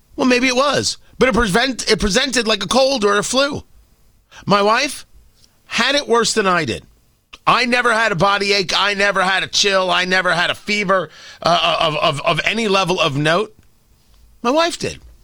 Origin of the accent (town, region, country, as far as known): United States